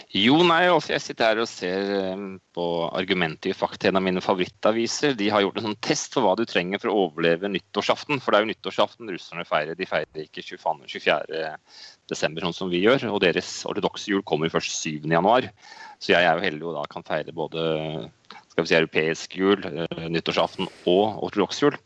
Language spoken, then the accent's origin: Norwegian; Norway; moved away as an adult; now in Moscow, Russia; hjemme i Norge